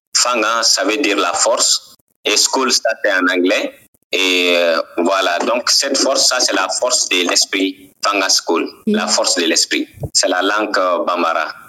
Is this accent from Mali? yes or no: yes; Ségou Region, Mali; also born or lived in Kayes Region, Mali; je suis né au Mali et grandi au Mali. Je suis né dans la deuxième région du Mali et grandi dans la quatrième région du Mali